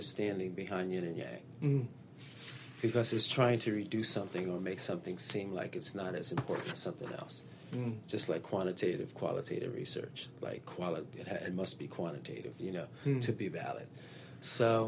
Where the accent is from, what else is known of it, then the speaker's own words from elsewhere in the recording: New Haven, Connecticut, United States; moved away as an adult; also born or lived in Virginia; I'm from New Haven, Connecticut